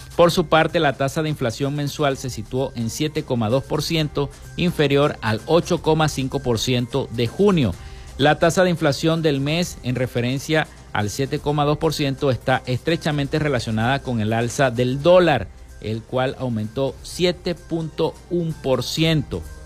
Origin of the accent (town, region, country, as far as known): Venezuela